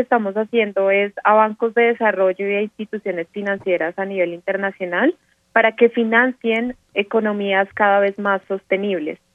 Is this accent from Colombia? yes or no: yes; Colombia